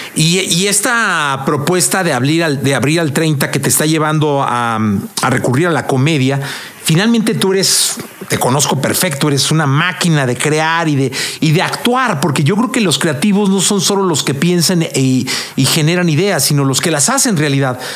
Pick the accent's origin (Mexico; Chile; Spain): Mexico; Guadalajara, Jalisco; now in Mexico City, Mexico; yo vengo de Guadalajara, ¿no? Eh, tengo aquí como 26 años, pero vengo de Guadalajara.